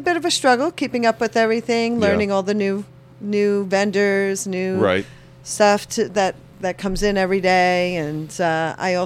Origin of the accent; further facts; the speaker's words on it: Jersey City, New Jersey, United States; also born or lived in Paramus, New Jersey / New Milford, New Jersey; I grew up in Jersey City and then moved to Paramus, finished high school in Paramus, and then lived in New Milford for like 26 years.